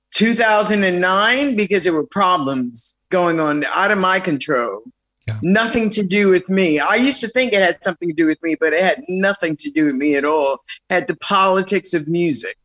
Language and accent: English; New York City, New York, United States; also born or lived in Philadelphia, Pennsylvania; I grew up in the Bronx